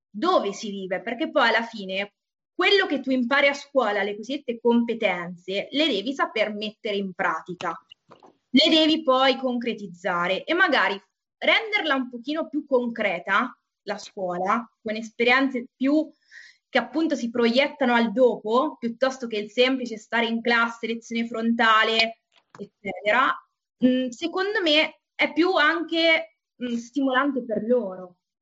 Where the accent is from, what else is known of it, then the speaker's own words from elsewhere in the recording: Umbria, Italy; now in Turin, Italy; io sono Umbra